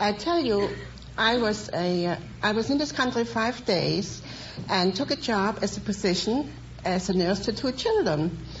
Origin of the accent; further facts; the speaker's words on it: Dresden, Saxony, Germany; moved away as an adult; now in United States; I come from Dresden, Germany.